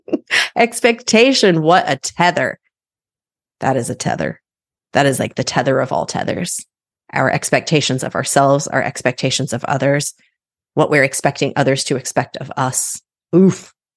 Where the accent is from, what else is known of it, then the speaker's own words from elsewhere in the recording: Midwest, United States; My husband and I have chosen not to have children. We're from the Midwest